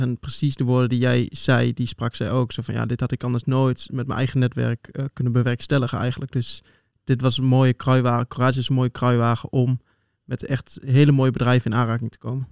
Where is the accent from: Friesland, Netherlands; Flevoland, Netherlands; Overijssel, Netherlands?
Overijssel, Netherlands; Twente; moved away as an adult; now in Utrecht, Netherlands; oorspronkelijk kom ik uit Twente, geboren en getogen